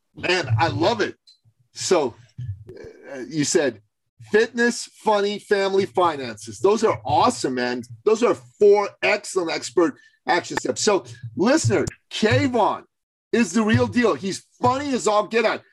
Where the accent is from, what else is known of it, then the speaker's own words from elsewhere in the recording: Iran; moved away; I'm a Christian from Iran. Growing up in Iran, being a Christian